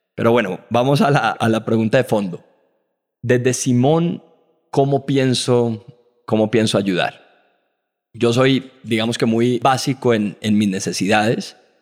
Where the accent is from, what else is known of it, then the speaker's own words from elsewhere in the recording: Colombia; Como colombianos